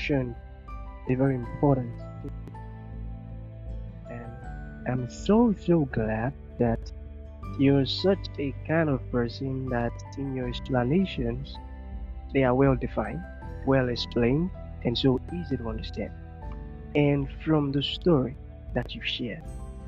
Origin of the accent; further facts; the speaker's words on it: Nigeria; I'm a Nigerian.